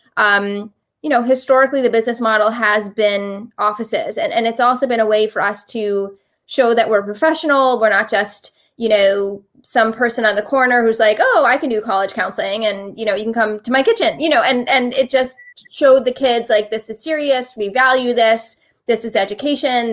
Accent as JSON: {"language": "English", "town": "Miami Beach", "region": "Florida", "country": "United States", "tie": "born or raised there", "also_born_or_lived": "Philadelphia, Pennsylvania", "moved": "as an adult", "said": "I grew up in Miami Beach. Uh, I went to Miami Beach Senior High"}